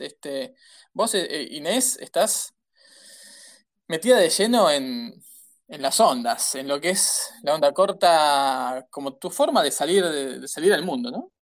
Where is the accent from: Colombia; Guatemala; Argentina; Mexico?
Argentina; los argentinos estamos haciendo todo lo posible